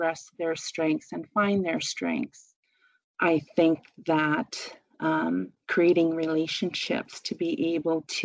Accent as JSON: {"language": "English", "area": "Kuchiching First Nation, Treaty 3", "region": "Ontario", "country": "Canada", "said": "I am from Treaty 3, Kuchiching First Nation"}